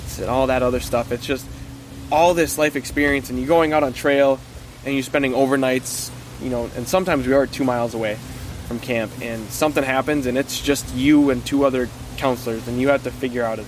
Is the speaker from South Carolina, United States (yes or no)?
no; Littlefork, Minnesota, United States; accent: northern Minnesota; I grew up on the Bear River up in Little Fork.